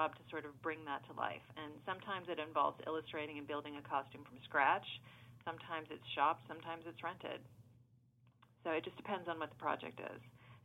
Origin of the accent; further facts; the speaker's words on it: Savannah, Georgia, United States; moved away as an adult; now in Los Angeles, United States; I'm originally from Savannah, Georgia